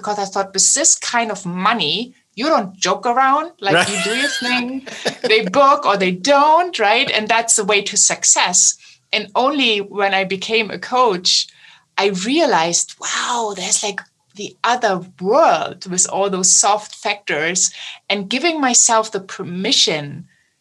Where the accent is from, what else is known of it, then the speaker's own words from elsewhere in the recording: Germany; accent: German; my German accent